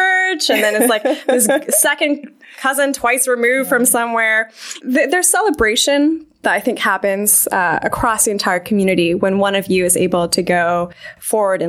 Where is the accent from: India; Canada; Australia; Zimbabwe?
Canada; Vancouver, British Columbia; moved away as an adult; now in United States; I grew up in Vancouver, Canada